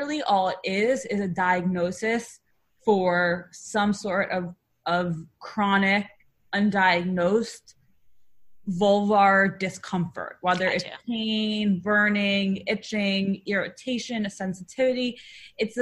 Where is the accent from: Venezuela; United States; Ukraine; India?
United States; New York; I live in New York. I'm from New York